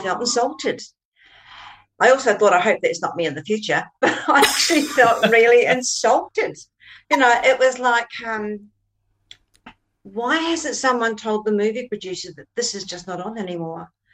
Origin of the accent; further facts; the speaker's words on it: New Zealand; I come from New Zealand